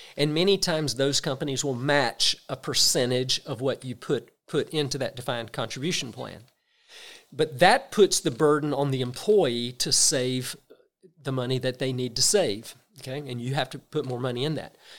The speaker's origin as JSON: {"language": "English", "region": "South Georgia", "country": "United States", "tie": "born or raised there", "said": "I'm from South Georgia, very small towns. You get a school system, it's two or three hundred employees. Where I grew up, that's the largest employer in that county"}